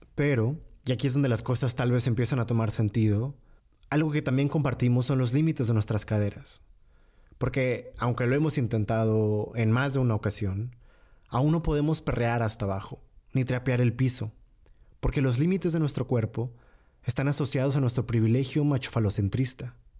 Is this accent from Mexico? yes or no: yes; Monterrey, Nuevo León, Mexico; moved away; yo llego ahí como norteño, como regio